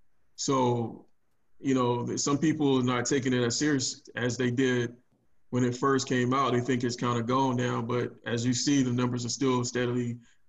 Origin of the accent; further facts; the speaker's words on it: Florida, United States; moved away; I'm originally from Florida